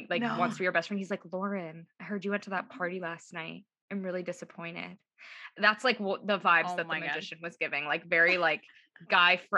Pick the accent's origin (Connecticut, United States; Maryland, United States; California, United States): Connecticut, United States; our home state / town